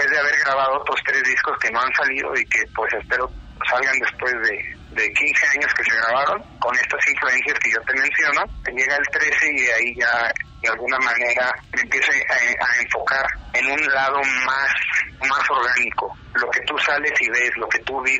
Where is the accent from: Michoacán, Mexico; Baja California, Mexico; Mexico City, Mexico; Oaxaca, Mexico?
Mexico City, Mexico; born or raised there